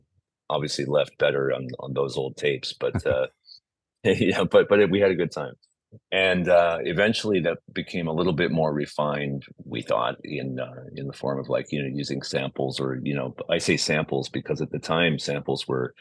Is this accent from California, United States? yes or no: yes; Lafayette, California, United States; also born or lived in Oakland, California; I grew up in the East Bay in the suburbs. We lived in Oakland, and then in the early 70s, we moved to Lafayette, California, which is out near Walnut Creek. And it's there that I grew up